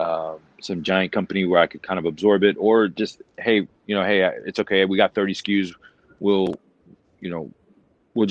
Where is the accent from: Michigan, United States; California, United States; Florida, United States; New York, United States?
Florida, United States; moved away; I grew up in Florida.